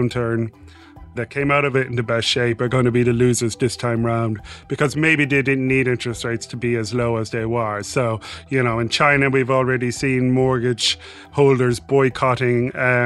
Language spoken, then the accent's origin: English; Ireland; I'm Irish